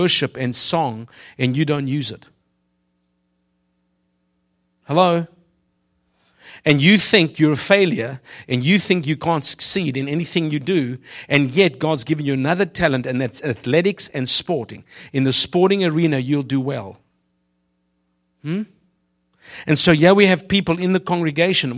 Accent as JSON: {"language": "English", "country": "South Africa", "tie": "born or raised there", "moved": "yes", "said": "I grew up in South Africa"}